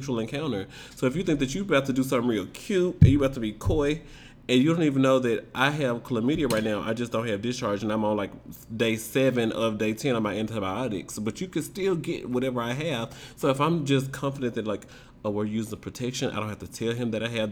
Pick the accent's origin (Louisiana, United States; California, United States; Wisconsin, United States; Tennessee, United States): Tennessee, United States; also born or lived in DMV (DC, Maryland, Virginia area); now in DMV area, United States; I'm from Tennessee